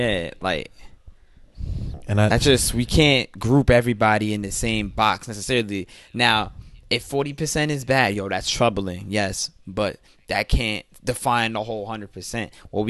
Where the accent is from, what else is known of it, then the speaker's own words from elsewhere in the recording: New York, United States; I don't fucking know. I'm a New Yorker. I'm a wavy ass New Yorker that sees what happens on these streets every day